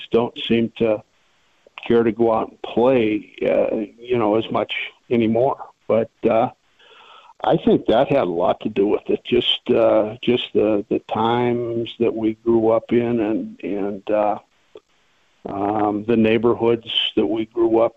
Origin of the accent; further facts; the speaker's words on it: Butte, Montana, United States; I grew up in Centerville up on the hill and went to grade school at the parochial school up there, St. Lawrence O'Toole